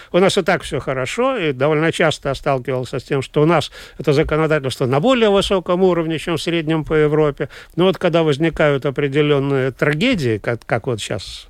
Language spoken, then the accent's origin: Russian; Latvia; first language Russian; я гражданин Латвии, я родился и прожил здесь всю жизнь, но мой родной язык русский